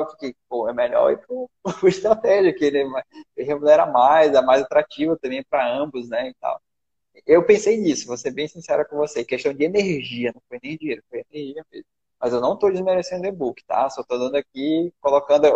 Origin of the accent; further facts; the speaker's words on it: Manaus, Amazonas, Brazil; eu sou de Manaus